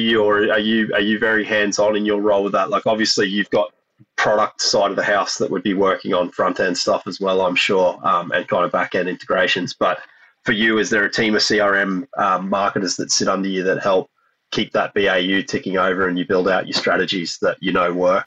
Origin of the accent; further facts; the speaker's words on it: Australia; being an Australian and growing up in in pubs and clubs in Australia